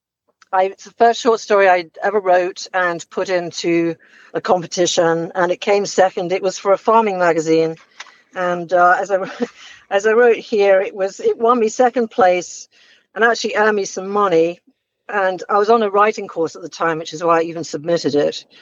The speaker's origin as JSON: {"language": "English", "region": "England", "country": "United Kingdom", "moved": "yes", "lives_now": "Hilton Head Island, United States", "said": "I don't sound as if I belong here, but okay, I'm from England originally"}